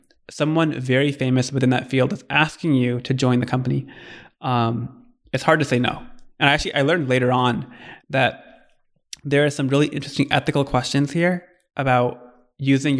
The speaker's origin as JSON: {"language": "English", "region": "Michigan", "country": "United States", "tie": "born or raised there", "also_born_or_lived": "California", "moved": "as an adult", "said": "my background is I grew up in Michigan and then came out to Stanford for undergrad"}